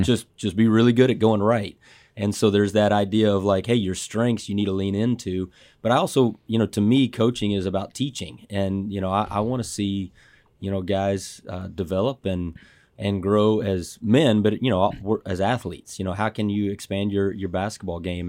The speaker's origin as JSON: {"language": "English", "town": "Dallas", "region": "Texas", "country": "United States", "tie": "born or raised there", "said": "I grew up in Dallas"}